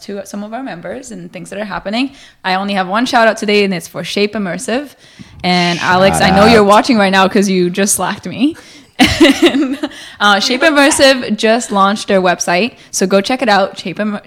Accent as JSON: {"language": "English", "country": "Costa Rica", "tie": "born or raised there", "moved": "yes", "lives_now": "Vancouver, Canada", "said": "Yeah, I grew up in Costa Rica in the middle of nowhere. No electricity."}